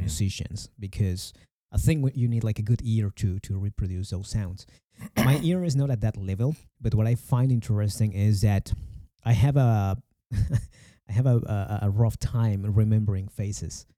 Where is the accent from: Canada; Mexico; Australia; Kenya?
Mexico; English is a second language